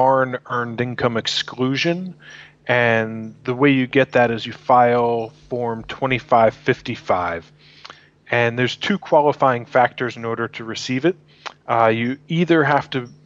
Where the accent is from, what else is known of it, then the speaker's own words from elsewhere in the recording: New York, United States; moved away; I'm from New York originally.